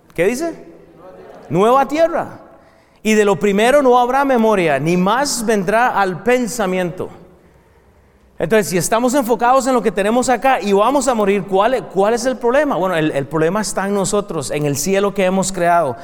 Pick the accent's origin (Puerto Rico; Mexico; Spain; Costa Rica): Costa Rica; now in United States; Yo soy de Costa Rica, eh, eh, eh, principalmente, vengo de ahí